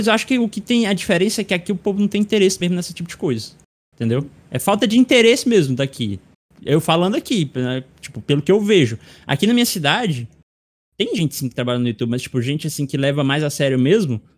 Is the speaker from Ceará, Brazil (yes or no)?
yes; Irauçuba, Ceará, Brazil; do sotaque que a gente tem aqui na, na minha cidade, cidade de Irauçuba.